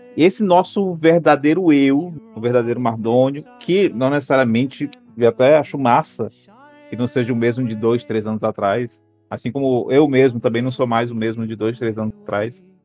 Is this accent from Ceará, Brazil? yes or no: yes; Ceará, Brazil